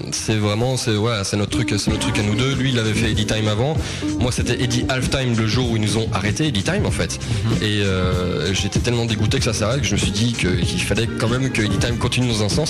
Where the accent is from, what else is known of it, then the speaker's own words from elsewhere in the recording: Ardennes, Grand Est, France; dans les Ardennes, ce sera chez moi, dans, ma région natale